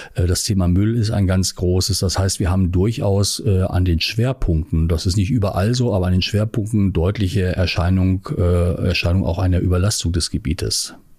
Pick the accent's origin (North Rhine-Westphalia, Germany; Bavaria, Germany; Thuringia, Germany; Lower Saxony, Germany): Lower Saxony, Germany; Hanover Region; moved away; also born or lived in Göttingen / Northern Germany; Ich komme ursprünglich aus der Region Hannover